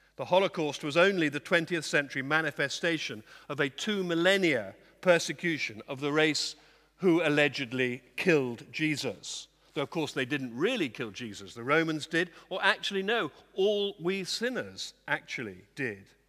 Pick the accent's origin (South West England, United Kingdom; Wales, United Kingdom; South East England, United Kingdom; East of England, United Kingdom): South West England, United Kingdom; Dorset; I come from Dorset